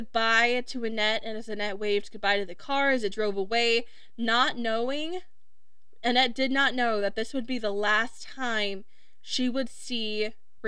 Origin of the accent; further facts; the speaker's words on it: Wisconsin, United States; my home state of Wisconsin